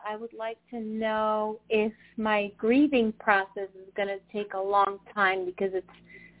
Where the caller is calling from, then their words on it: New York, United States; I'm calling from New York.